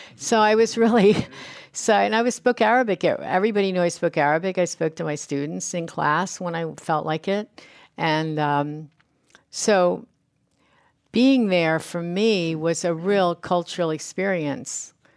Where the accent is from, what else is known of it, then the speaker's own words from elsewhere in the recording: United States; I don't speak French. I'm a, I'm American. I speak English